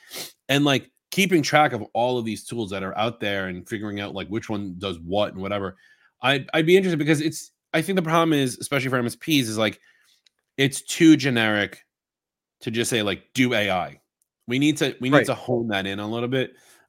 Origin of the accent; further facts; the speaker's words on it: Singapore; Sorry, I'm Singaporean.